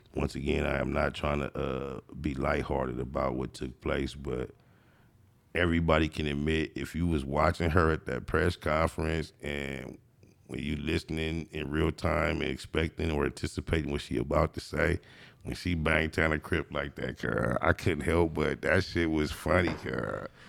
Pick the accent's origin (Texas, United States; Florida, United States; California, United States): California, United States; Compton; I was born and raised in Compton